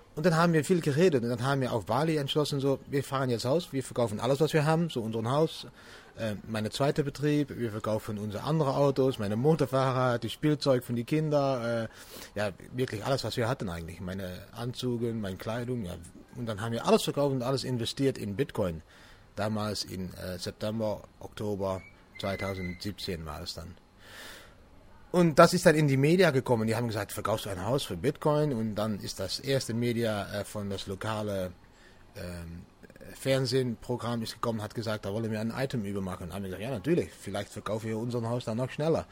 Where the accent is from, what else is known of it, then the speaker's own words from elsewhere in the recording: Venlo, Limburg, Netherlands; German is a second language; ich komme aus, aus Holland. So, ich liebe an die Grenze von Deutschland. So, das ist wieso ich ein bisschen Deutsch spreche. Die Stadt heißt Venlo.